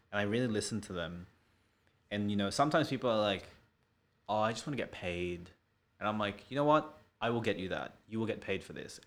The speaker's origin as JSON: {"language": "English", "town": "Sydney", "region": "New South Wales", "country": "Australia", "also_born_or_lived": "Melbourne", "said": "I'm Filipino, and, uh, and from Western Sydney"}